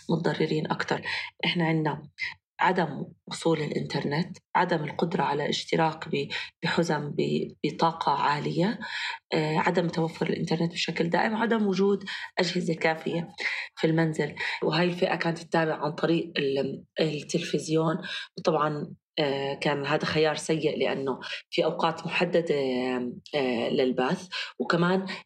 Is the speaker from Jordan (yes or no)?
yes; Jordan; ففعليا اللي صار عندنا بالاردن